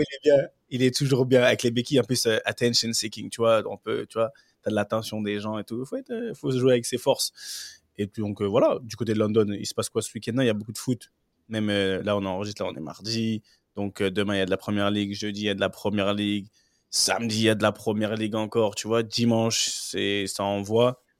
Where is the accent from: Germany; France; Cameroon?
Cameroon; en tant que bon Camerounais